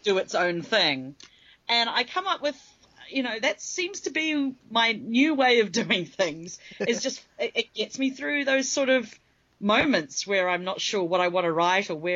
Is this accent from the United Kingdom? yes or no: no; New Zealand; moved away as an adult; now in Manassas, United States; I'm living in Manassas, Virginia with T. I was born and raised in New Zealand, though, and I've been here now 7 years